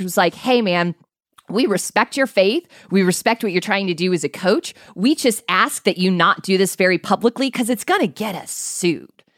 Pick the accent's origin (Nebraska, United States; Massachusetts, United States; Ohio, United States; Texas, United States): Nebraska, United States; Omaha; moved away; also born or lived in Wisconsin; I grew up in Omaha, Nebraska, and went to the University of Wisconsin